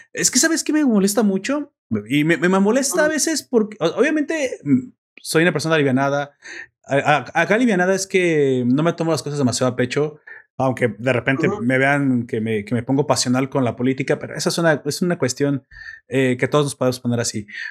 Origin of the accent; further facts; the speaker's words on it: Mexico; como mexicanos